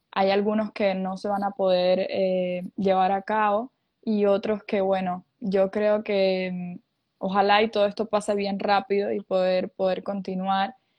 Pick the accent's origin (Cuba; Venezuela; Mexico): Cuba; moved away as an adult; also born or lived in Ecuador; now in Miami, United States; Yo soy cubana para los que no saben. Eh, en Cuba yo creo que desde, chiquitos nos inculcan esa eh, esa, razón de música